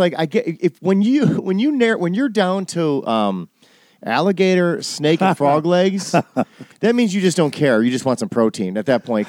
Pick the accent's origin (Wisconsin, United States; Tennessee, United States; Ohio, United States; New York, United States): Wisconsin, United States; moved away; I came from Wisconsin where hunting was a big deal.